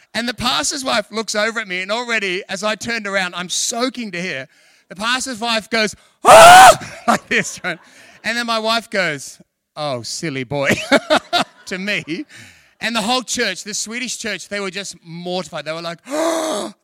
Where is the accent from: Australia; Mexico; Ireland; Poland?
Australia; I'm from Australia.